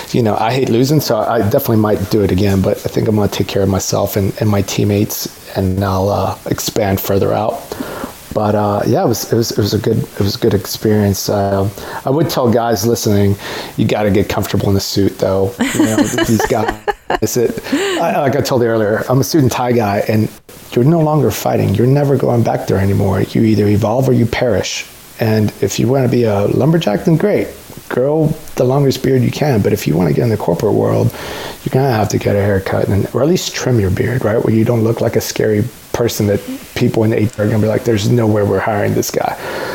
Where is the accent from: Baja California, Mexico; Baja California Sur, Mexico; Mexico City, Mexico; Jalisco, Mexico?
Mexico City, Mexico; born there; I was born in Mexico City, and I'm all about people chasing their dreams